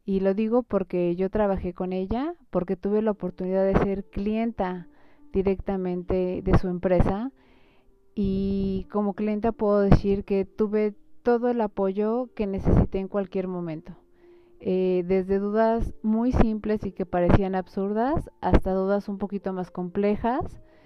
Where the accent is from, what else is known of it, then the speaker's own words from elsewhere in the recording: Mexico; nosotros como mexicanos